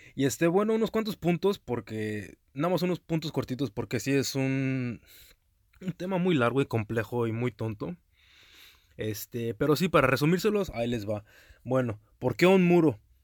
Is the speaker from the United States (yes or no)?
yes; United States; also born or lived in Mexico; now in Houston, United States; aquí ya otra vez en mi país nativo de los Estados Unidos, en Houston, Texas